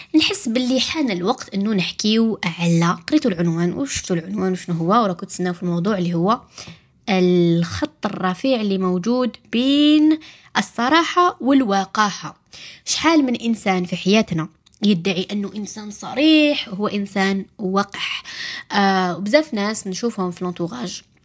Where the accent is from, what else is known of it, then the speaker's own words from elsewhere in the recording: Algeria; عندنا في الجزائر